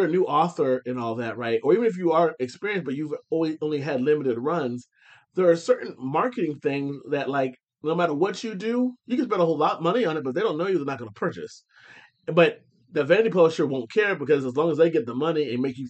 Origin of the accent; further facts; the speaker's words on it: Findlay, Ohio, United States; now in Houston, United States; the Hancock County Library in my hometown